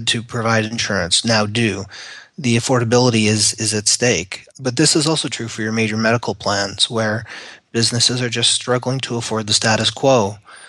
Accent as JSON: {"language": "English", "country": "Canada", "moved": "as an adult", "lives_now": "United States", "said": "I am a Canadian that has emigrated to the United States."}